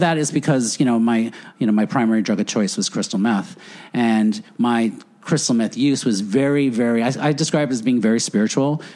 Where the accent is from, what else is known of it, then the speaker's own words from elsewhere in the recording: Floral Park, New York, United States; moved away as an adult; also born or lived in Edison, New Jersey; I grew up Catholic on Long Island